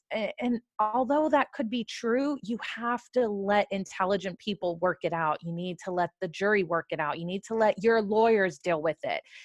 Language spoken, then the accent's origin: English; California, United States; I'm from California